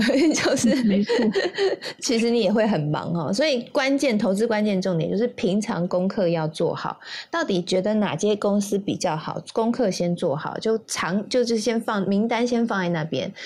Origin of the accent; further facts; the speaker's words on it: Taiwan; 我们台湾人